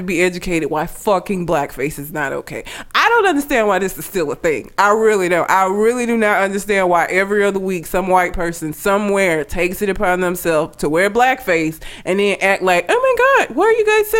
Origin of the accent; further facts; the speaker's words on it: Sylacauga, Alabama, United States; also born or lived in Talladega, Alabama; I'm from Talladega in Sylacauga, Alabama